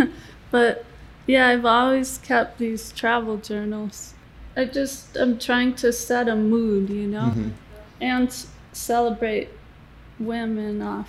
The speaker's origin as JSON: {"language": "English", "region": "New England", "country": "United States", "tie": "born or raised there", "said": "I grew up in New England"}